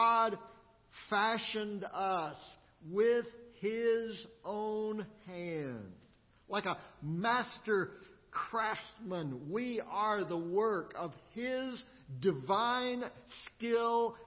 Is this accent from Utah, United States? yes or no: no; Austin, Texas, United States; moved away as an adult; also born or lived in Midland, Texas; now in Springfield, United States; I grew up in Austin in Central Texas, but it's been a while since I've been back there also. I've lived here in Springfield for over 20 years